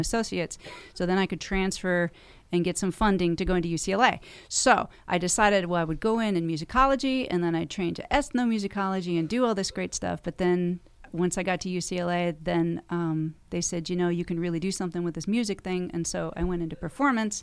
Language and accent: English; Encinitas, California, United States; moved away as an adult; also born or lived in Carlsbad, California / Escondido, California / Los Angeles, California; I was born and raised on the beach in Encinitas